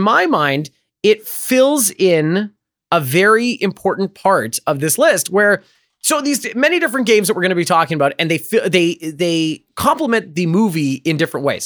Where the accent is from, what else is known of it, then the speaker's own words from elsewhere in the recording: Canada; I am Canadian